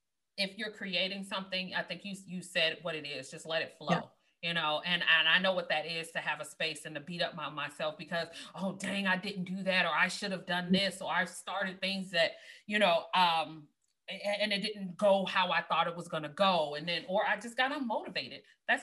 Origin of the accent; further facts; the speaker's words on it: Chicago, Illinois, United States; And I got it, you know, not to mention I'm from Chicago, you know